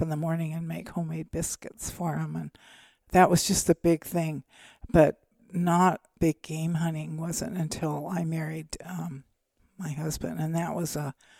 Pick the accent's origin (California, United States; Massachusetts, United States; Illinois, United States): California, United States; No, in the foothills I grew up in Northern California were black-tailed deer.